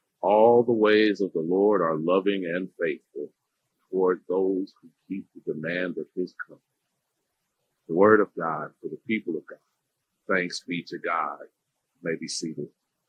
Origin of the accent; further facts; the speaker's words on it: Indiana, United States; also born or lived in Freeport, Illinois; I usually just say the Midwest. I was born in Illinois, raised in Indiana. I was born in Freeport, Illinois.